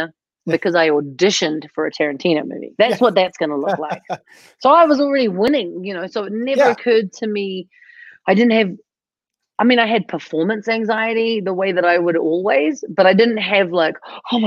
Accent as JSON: {"language": "English", "country": "New Zealand", "moved": "yes", "said": "I'm from New Zealand"}